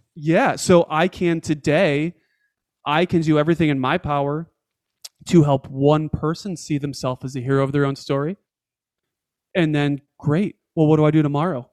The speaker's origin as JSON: {"language": "English", "town": "Rochester", "region": "New York", "country": "United States", "tie": "born or raised there", "also_born_or_lived": "Atlanta, Georgia", "moved": "as an adult", "said": "I moved my family from Atlanta, Georgia, home to Rochester, New York, to be with family, to be around my parents. And within six months of moving my family back to my hometown"}